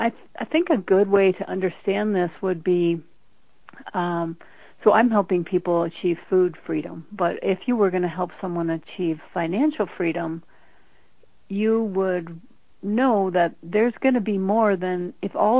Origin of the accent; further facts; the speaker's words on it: Denver, Colorado, United States; I grew up in Denver, Colorado